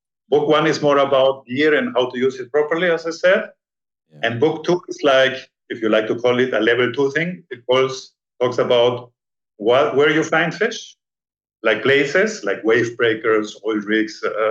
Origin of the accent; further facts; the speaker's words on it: Peru; now in Panama; I was born in Peru